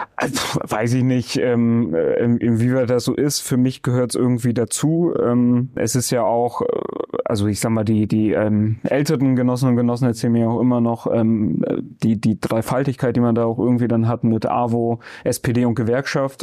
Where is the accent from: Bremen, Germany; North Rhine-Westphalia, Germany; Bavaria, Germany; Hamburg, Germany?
Bremen, Germany; ich bin hier im Gröbling im Diako geboren. Ja. Ja, bin seitdem nicht rausgekommen